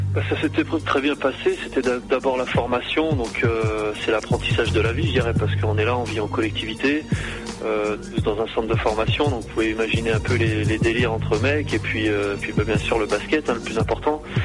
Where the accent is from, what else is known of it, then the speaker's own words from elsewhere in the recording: Cholet, Pays de la Loire, France; moi, c'est chez moi, quoi. J'habite à côté, mais je suis né à Cholet, j'ai été formé là-bas